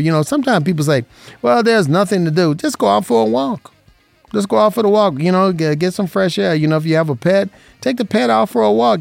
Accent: Las Vegas, Nevada, United States; growing up in Vegas

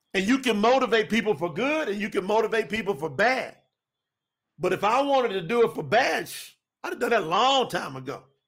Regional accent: Winchester, Kentucky, United States; now in Florida, United States; my hometown

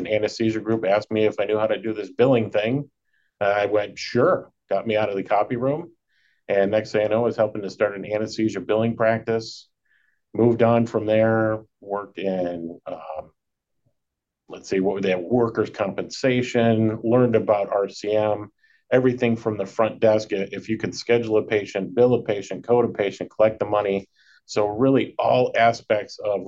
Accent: Chardon, Ohio, United States; I grew up in Northeast Ohio in a little town called Chardon.

